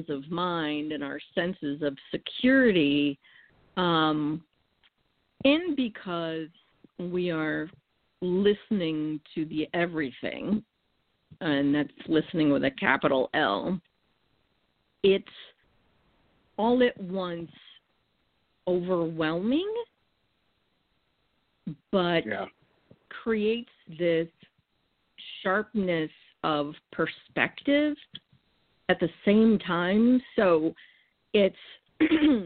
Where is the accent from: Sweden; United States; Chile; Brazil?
United States; New England; moved away; I was born and raised in New England, and actually at the foot of the northern edge of the Appalachian mountain chain